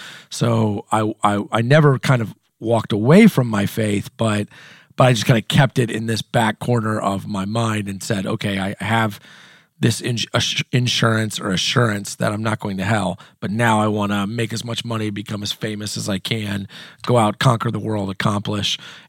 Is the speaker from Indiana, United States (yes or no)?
yes; Indiana, United States; I'll just start with, I am from Southern Indiana. My family moved a couple of times when I was a kid growing up, but when I was in eighth grade, we moved to Southern Indiana, and that's where my family still is.